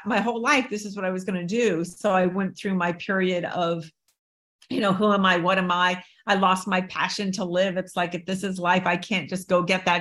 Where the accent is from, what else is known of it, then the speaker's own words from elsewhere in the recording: San Diego, California, United States; I grew up in San Diego under a Baghdad roof.